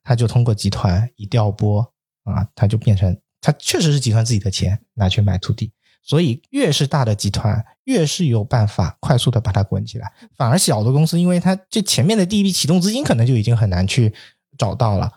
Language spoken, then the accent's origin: Chinese; Guangdong, China; moved away; 特别在我老家那边，广东潮汕